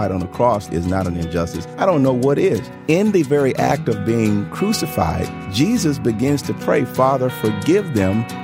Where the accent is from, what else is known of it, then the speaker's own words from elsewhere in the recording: Tuscaloosa, Alabama, United States; where I where I grew up and where I was born